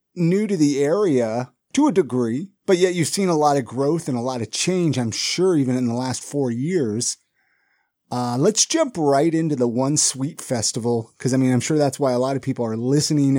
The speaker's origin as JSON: {"language": "English", "town": "Ventura", "region": "California", "country": "United States", "tie": "born or raised there", "moved": "yes", "lives_now": "Salt Lake City, United States", "said": "I grew up in Ventura"}